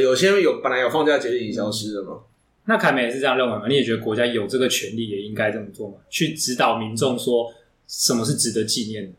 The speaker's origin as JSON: {"language": "Chinese", "country": "Taiwan", "said": "我们台湾人认为我们就是这个中华民族的一部分"}